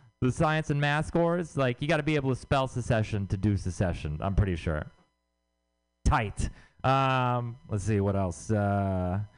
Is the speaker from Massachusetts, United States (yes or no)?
no; Texas, United States; moved away; I'm from Texas